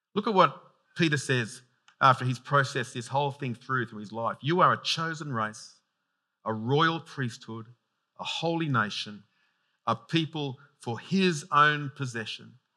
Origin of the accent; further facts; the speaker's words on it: Sydney, New South Wales, Australia; I'm from out that way.